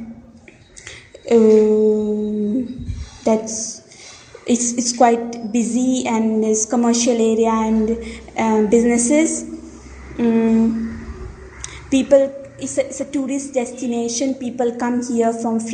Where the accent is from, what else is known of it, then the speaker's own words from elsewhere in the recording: India; first language Hindi; English is a second language; I'm from India.